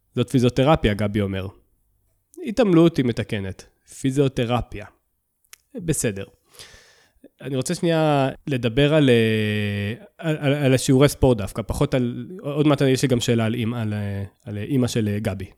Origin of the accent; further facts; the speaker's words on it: Southern District, Israel; אני, אני מהדרום